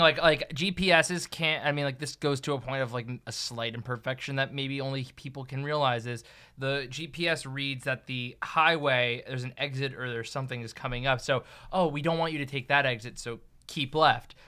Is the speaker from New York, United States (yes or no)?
no; New Jersey, United States; I'm from New Jersey